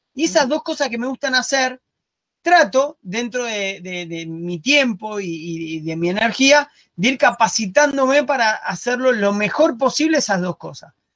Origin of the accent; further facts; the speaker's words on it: Argentina; moved away as an adult; also born or lived in Spain / Barcelona; now in Uruguay; soy argentino, vivo en Uruguay